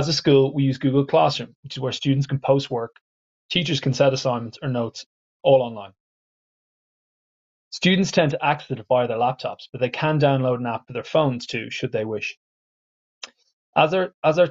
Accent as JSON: {"language": "English", "country": "Ireland", "said": "I am an Irish English teacher"}